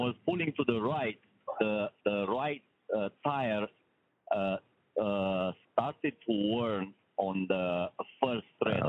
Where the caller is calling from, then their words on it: Michigan, United States; English is a second language; 616 is West Michigan.